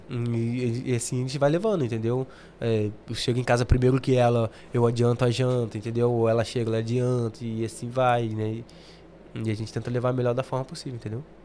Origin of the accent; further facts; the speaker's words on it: Rio de Janeiro, Brazil; moved away as an adult; now in London, United Kingdom; sou carioca